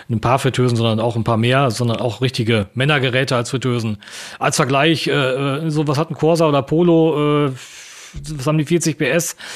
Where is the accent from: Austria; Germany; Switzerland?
Germany; East Germany; ich komme ja ursprünglich aus dem Osten und äh, bin quasi in der, dieser Wendezeit auch groß geworden